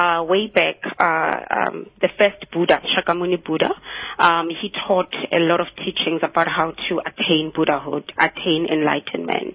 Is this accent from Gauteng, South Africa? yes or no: yes; Soweto, Gauteng, South Africa; moved away as an adult; also born or lived in Cape Town; I grew up in Soweto, and I came to UCT actually in the 90s to study.